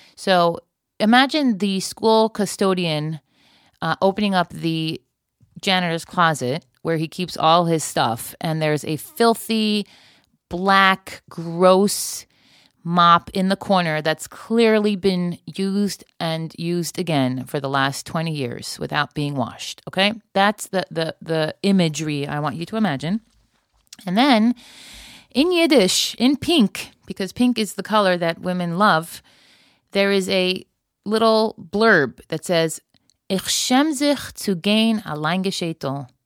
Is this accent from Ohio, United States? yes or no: no; Florida, United States; now in Israel; I grew up in Florida before sunscreen was a thing